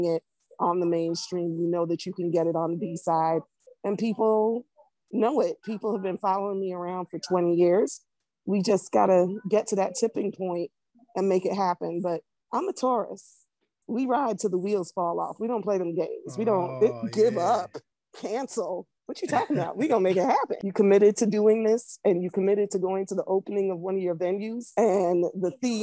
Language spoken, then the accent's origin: English; Barbados; also born or lived in Jamaica; now in South Florida, United States; Originally Barbados. I was born in Jamaica, but I'm not Jamaican. I was raised in Barbados